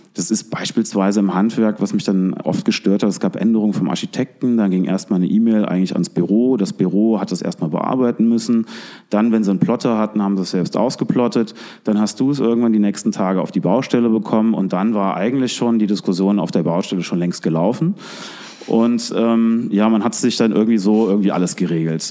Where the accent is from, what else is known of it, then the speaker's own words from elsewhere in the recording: Koblenz, Rhineland-Palatinate, Germany; also born or lived in Hong Kong; bin hier geboren, groß geworden am Rhein